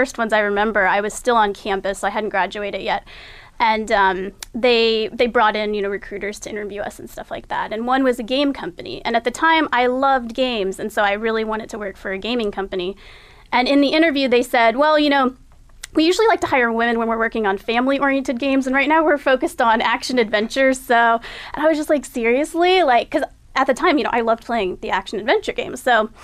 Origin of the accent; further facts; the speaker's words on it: Texas, United States; now in Encinitas, United States; But I grew up in Texas, so that was home for a long time